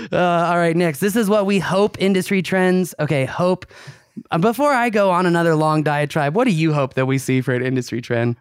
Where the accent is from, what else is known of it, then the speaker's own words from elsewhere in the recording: United States; as an American